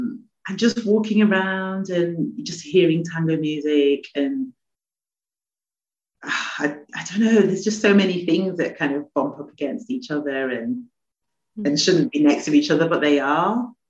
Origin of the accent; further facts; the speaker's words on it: England, United Kingdom; And I mean, I come from England, so when I went there I didn't get culture shock.